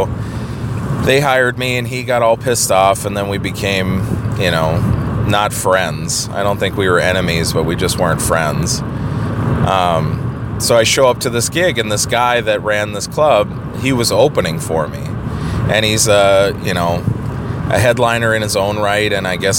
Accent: Minnesota, United States; I'm from Minnesota

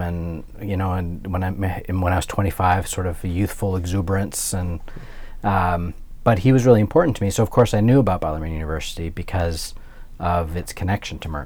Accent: Alberta, Canada; moved away as an adult; also born or lived in Ontario; now in Louisville, United States; I'm Canadian, I'm from Alberta

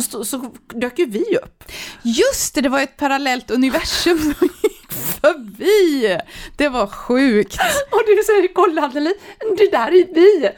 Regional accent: Sweden; jag kom från Sverige

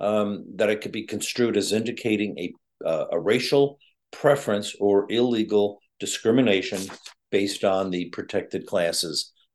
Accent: New England, United States; I'm from New England.

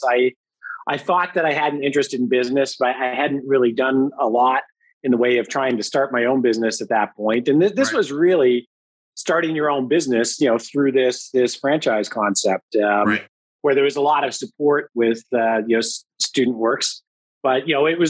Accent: Thornhill, Ontario, Canada; I grew up in Thornhill and grew up in a Catholic family

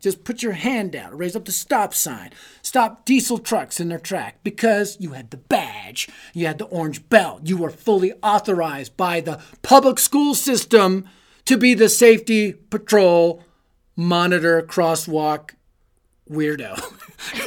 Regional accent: United States; I was raised in American poor, right? Apartment complexes and trailer courts by a single mom

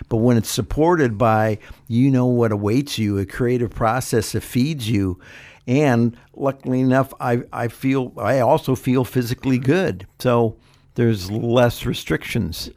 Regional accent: Ohio, United States; now in California, United States; growing up in Ohio, my mother was not a, a creative cook

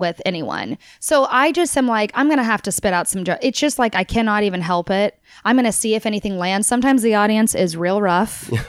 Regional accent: Tulsa, Oklahoma, United States; I grew up in Oklahoma. My family's from Texas. So I'm kind of like this weird, like, everyone's in Texas. And so I kind of, and my family's now home is in Texas, but I technically grew up in Tulsa.

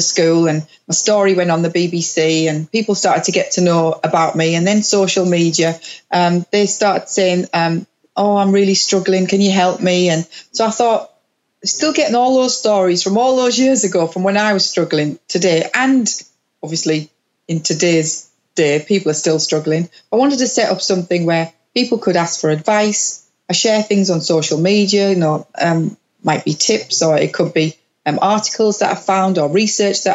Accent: Middlesbrough, North East England, United Kingdom; moved away; my hometown in Middlesbrough

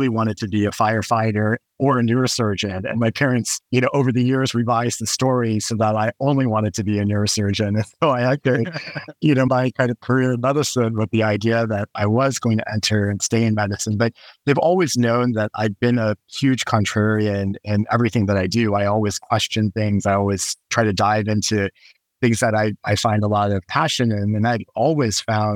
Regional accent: right outside of Houston, Texas, United States; I grew up right outside of Houston, Texas

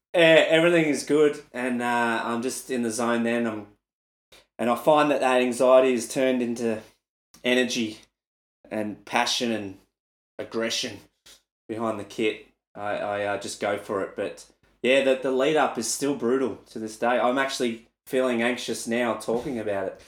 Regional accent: Melbourne, Victoria, Australia; in an arena in my hometown

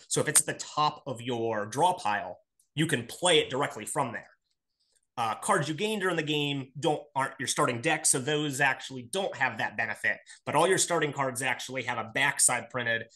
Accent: Akron, Ohio, United States; I am from Akron, Ohio

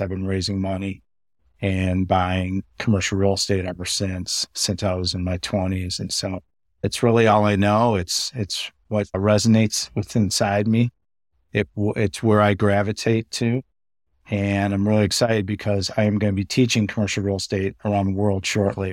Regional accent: Chicago, Illinois, United States; I'm from Chicago, born and raised

